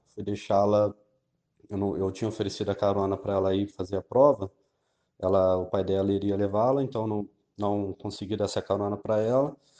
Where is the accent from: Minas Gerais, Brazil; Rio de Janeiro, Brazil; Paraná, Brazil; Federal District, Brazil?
Rio de Janeiro, Brazil; Resende; sou do interior do estado do Rio, cidade de Resende